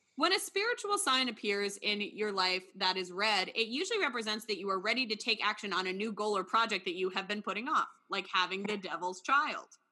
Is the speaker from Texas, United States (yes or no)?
no; New York, United States; me as a New Yorker